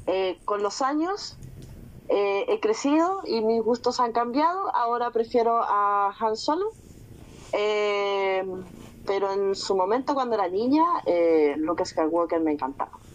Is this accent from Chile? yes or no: yes; Chile; acá me voy a poner como chilena